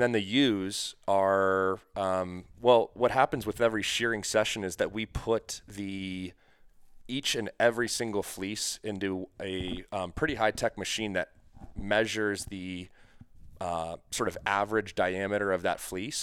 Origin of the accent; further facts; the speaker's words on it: New England, United States; moved away; I'm actually from New England originally.